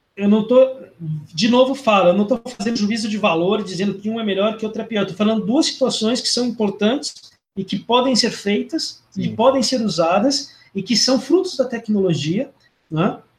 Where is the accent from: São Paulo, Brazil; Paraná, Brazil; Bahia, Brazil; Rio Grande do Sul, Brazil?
Paraná, Brazil; Londrina; eu sou natural do sul, sou de Londrina, eu sou natural de Londrina, no Paraná